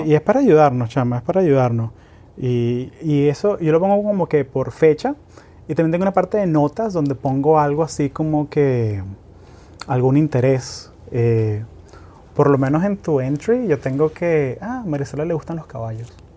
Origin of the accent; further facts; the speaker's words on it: Caracas, Capital District, Venezuela; yo crecí en Caracas, que es una ciudad de 6 millones de personas